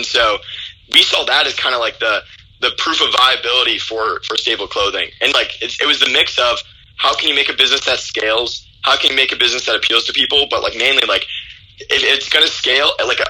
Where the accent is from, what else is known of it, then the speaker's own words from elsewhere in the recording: Michigan, United States; also born or lived in Chicago, Illinois; I was originally born in Chicago, moved to Michigan, came to Michigan when I was pretty young, and stayed here pretty much my whole life, you know, going to school at the University of Michigan, which is about 20 minutes away from my hometown.